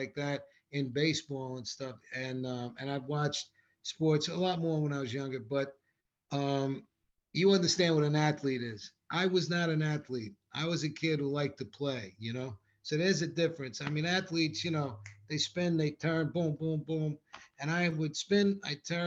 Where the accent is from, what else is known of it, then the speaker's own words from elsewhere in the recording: Rockland County, New York, United States; I love growing up in Rockland County